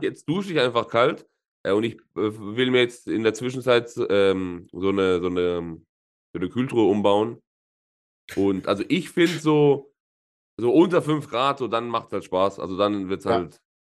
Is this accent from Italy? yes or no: yes; Southern Italy, Italy; moved away; bei uns in, in Süditalien, wo ich herkomme